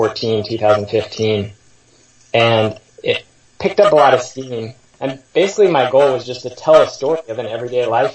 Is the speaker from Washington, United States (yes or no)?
yes; Seattle, Washington, United States; I grew up in Seattle in the post-WTO era